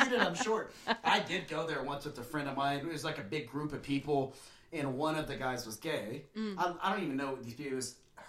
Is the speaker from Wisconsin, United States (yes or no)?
no; Lubbock, Texas, United States; I'm from Lubbock, but it's ish.